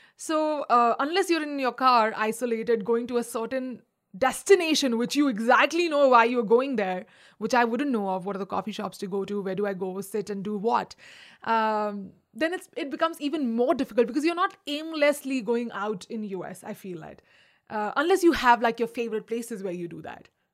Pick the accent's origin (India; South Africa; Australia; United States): India; moved away; also born or lived in Agra / Delhi / Mumbai; I'm also Indian